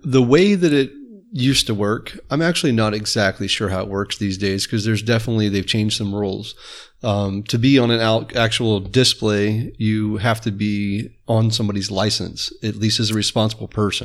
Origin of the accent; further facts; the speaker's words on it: Apopka, Florida, United States; I grew up in Apopka.